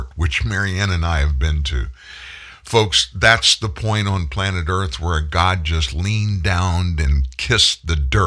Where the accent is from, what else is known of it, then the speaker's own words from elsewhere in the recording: South Louisiana, United States; I grew up in South Louisiana